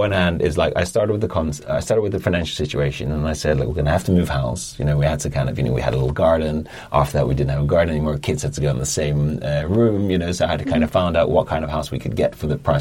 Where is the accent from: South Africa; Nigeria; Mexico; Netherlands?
Netherlands; moved away as an adult; now in London, United Kingdom; I'm from Holland originally